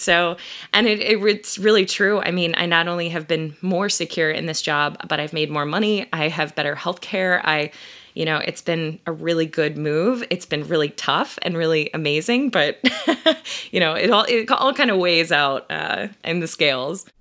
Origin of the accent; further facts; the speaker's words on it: Ohio, United States; moved away as an adult; also born or lived in Columbus, Ohio; now in Philadelphia, United States; I'm originally from Ohio